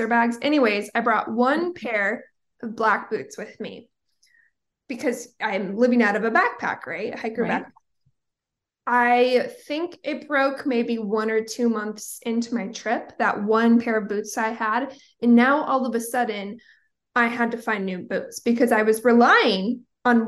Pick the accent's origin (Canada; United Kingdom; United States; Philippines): United States; Portland, Oregon; now in California, United States; Growing up in Portland, Oregon, feel like I had 5,000 sweatshirts, moved to California, and I'm like, I'm a Cali girl